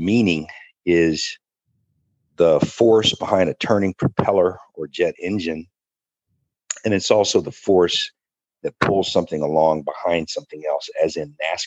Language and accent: English; Akron, Ohio, United States; Akron, Ohio, my hometown.